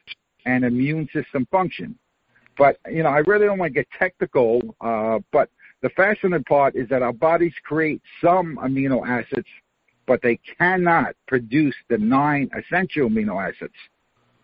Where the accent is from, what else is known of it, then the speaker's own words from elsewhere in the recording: New York, United States; moved away as an adult; now in Florida, United States; I was born and raised in Queens, New York